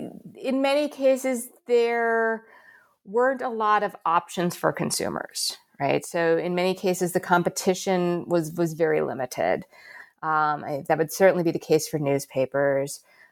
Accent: United States; moved away as an adult; now in Australia; I'm an American, but I've been in Australia since 2019.

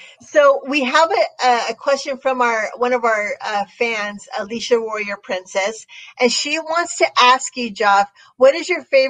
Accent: Mexico; me being Mexican

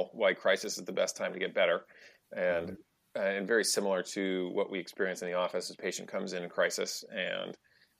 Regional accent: New Hampshire, United States; also born or lived in outside Boston; now in Melrose, Massachusetts, United States; I grew up in New Hampshire

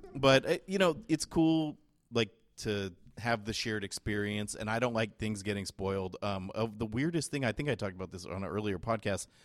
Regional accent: San Jose, California, United States; I'm from San Jose, California

